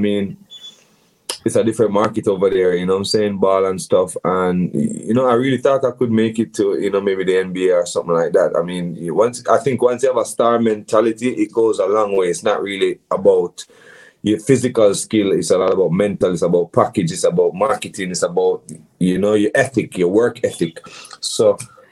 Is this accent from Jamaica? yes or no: yes; Kingston, Jamaica; I grew up in Kingston